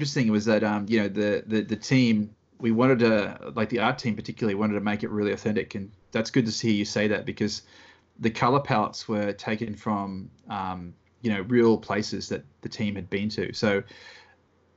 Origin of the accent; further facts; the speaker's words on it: Australia; accent: Australian; characters from our childhood that we grew up with in Australia